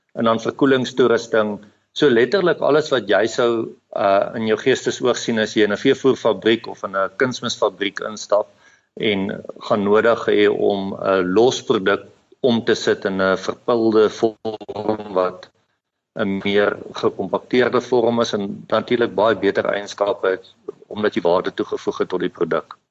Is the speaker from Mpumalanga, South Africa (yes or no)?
no; Adelaide, Eastern Cape, South Africa; ek het in die Oos-Kaap groot geword in 'n klein dorp met die naam van Adelaide